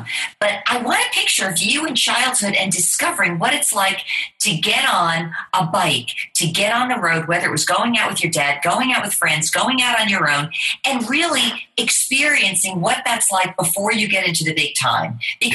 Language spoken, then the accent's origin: English; New York City, New York, United States; now in Florida, United States; I grew up in New York City area, live in Florida, so I'm an East Coaster.